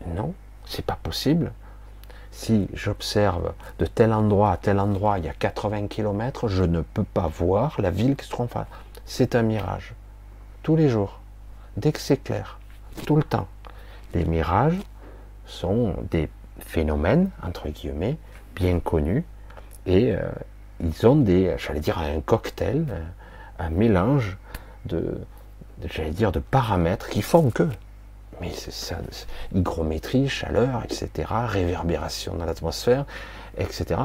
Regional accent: France; je suis né en France

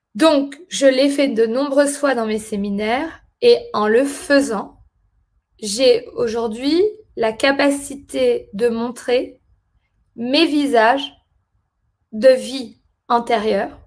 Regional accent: France; moved away as an adult; also born or lived in London; je suis née en France et j'ai grandi en France, je suis française

